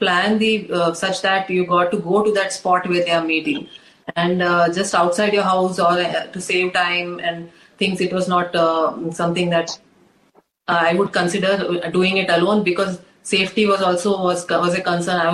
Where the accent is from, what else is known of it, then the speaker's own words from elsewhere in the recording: India; an Indian woman who has been brought up with so much of traditional values and in the Indian setup